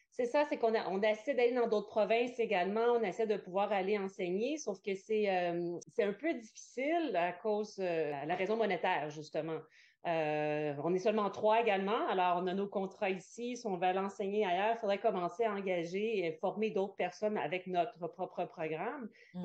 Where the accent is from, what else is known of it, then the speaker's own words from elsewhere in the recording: Quebec, Canada; moved away; je viens du Québec